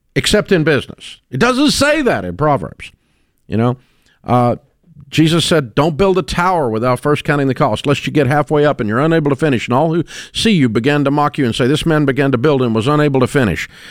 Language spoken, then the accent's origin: English; Antioch, Tennessee, United States; I grew up in Antioch, Tennessee